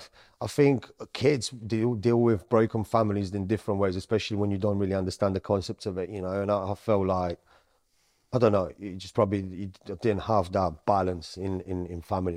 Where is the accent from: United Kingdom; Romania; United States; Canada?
Romania; also born or lived in Sicily, Italy; So I was born in Sicily. Then as time went on, my mum was Sicilian. My dad is Romanian. So I went from Sicily, I went into Romania.